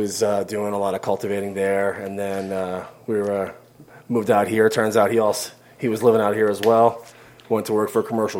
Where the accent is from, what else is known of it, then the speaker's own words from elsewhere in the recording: Miami Beach, Florida, United States; also born or lived in Long Island, New York; From the island, but grew up in Miami Beach